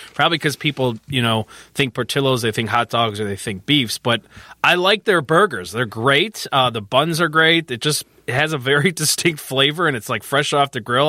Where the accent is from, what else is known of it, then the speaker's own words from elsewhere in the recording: Chicago northwest suburbs, Illinois, United States; I grew up near Hackney's